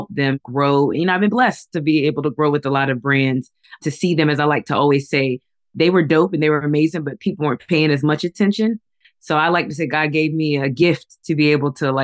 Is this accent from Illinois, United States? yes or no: no; Raleigh, North Carolina, United States; also born or lived in Nigeria; I'm from Raleigh, North Carolina originally